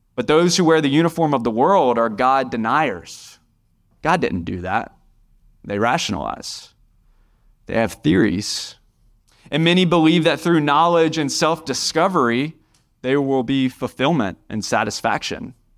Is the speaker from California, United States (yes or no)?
no; Indian Trail, North Carolina, United States; I'm from Union County. I grew up right down the road in Indian Trail